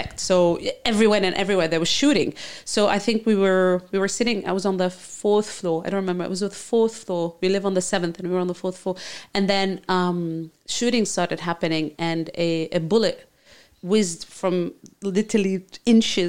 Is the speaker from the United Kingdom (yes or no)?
no; Lebanon; born or raised there; English is a second language; moved away as an adult; also born or lived in Saudi Arabia / Dubai, United Arab Emirates; now in Townsville, Australia